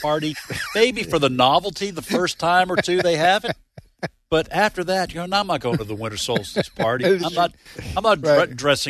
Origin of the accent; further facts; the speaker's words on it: New England, United States; When I was growing up in New England, I don't ever remember snowstorms.